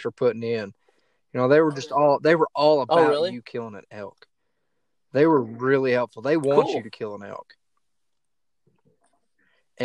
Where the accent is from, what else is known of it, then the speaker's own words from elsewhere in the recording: Oklahoma, United States; I shot it in Oklahoma, my home state, not 45 minutes from my house.